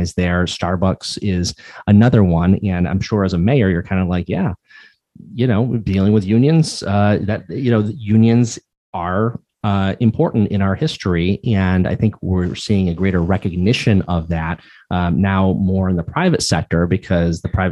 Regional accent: Pittsfield, Massachusetts, United States; I grew up in Pittsfield, Massachusetts

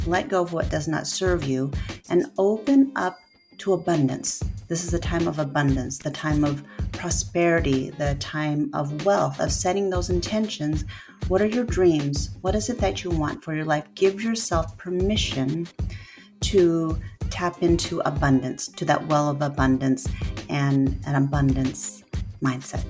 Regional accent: Port Angeles, Washington, United States; moved away; I've been back home in my hometown of Port Angeles, Washington

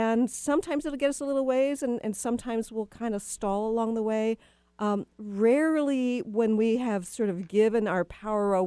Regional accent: the South, United States; moved away; I'm from the South originally, too

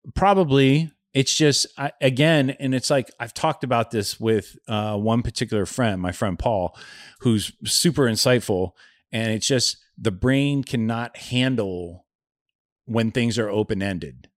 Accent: Youngstown, Ohio, United States; I grew up in Youngstown, Ohio in the seventies

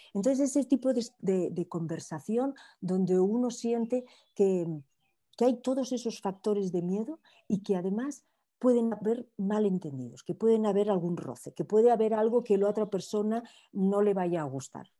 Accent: Barcelona, Catalonia, Spain; now in Miami, United States; soy de Barcelona, pero llevo un montón de años viviendo en Miami

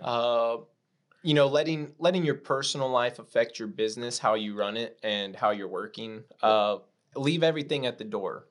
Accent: Corpus Christi, Texas, United States; I'm from Corpus Christi, Texas, South

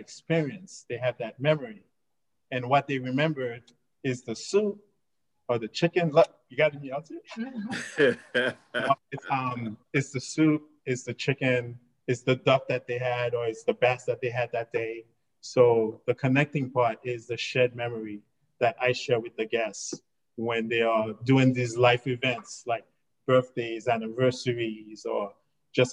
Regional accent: New York, United States; I grew up in New York.

